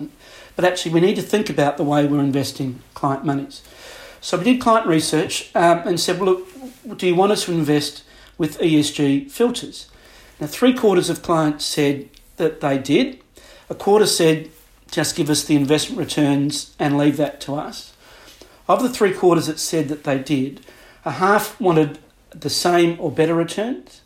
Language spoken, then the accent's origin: English; Adelaide, South Australia, Australia; moved away as an adult; also born or lived in Singapore; now in London, United Kingdom; I grew up in Adelaide in South Australia.